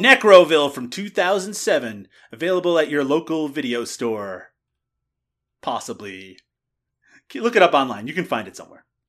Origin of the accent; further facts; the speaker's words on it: Canada; my home country